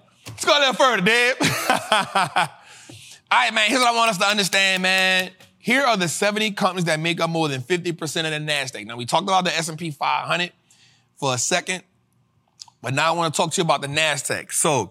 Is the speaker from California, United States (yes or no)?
yes; California, United States; And for me, you know, I came from Cali and I could have been like, man, we ain't doing Trappin' Tuesday today.